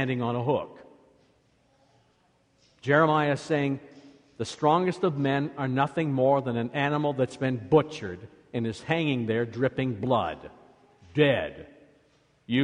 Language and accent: English; Iowa, United States; now in Michigan, United States; Where I grew up in Iowa